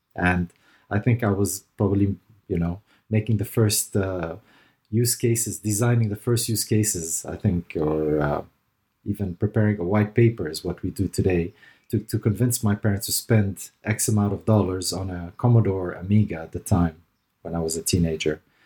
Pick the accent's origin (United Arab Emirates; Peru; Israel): United Arab Emirates; Dubai; moved away as an adult; also born or lived in Lebanon / Canada / North America / Caribbean; I was born in Lebanon to parents of, uh, German and Palestinian and Armenian roots. And, uh, I ended up in the G C C here in Dubai. G C C stands for the Gulf Cooperation Council. Um, but, uh, yeah, I ended up here in Dubai where I grew up